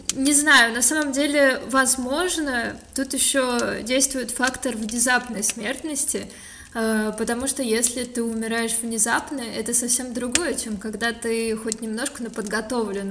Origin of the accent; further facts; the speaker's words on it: Moscow, Russia; also born or lived in Kislovodsk, Russia; Вообще, я родилась в Кисловодске, но когда мне было полгода, мои родители переехали в Москву